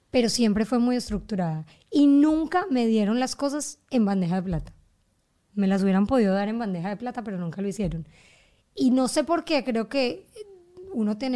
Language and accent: Spanish; Germany; born there; Bueno, pero ya cuando yo llegué a donde salte yo, nací en Alemania.